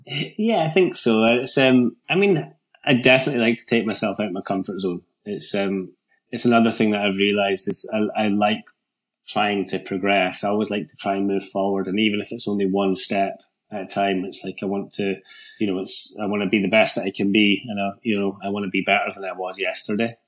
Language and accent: English; Scotland, United Kingdom; as a Scottish mountain biker at that time.